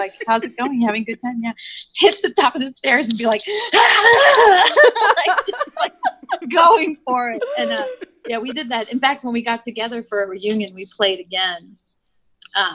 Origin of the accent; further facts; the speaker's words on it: Nebraska, Omaha, then Iowa City, Iowa, Midwest, United States; moved away; also born or lived in Chicago, Illinois; I'm from Nebraska, and I grew up in Omaha and then in Iowa, in Iowa City, and then moved